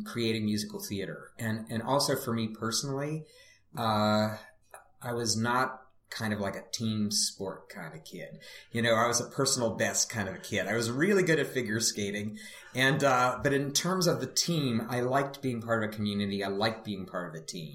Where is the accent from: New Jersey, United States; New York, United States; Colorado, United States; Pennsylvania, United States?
Pennsylvania, United States; Pittsburgh; I grew up in Pittsburgh